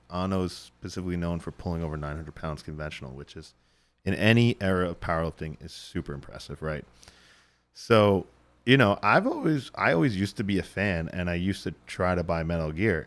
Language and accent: English; Northeast, United States; we're, we're from the Northeast